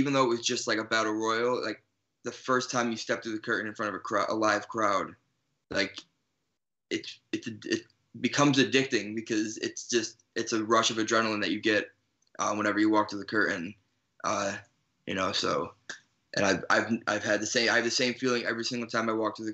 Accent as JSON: {"language": "English", "town": "Chicago", "region": "Illinois", "country": "United States", "tie": "born or raised there", "also_born_or_lived": "New Jersey", "said": "I'm originally from New Jersey, and then I moved to Chicago when I was 8"}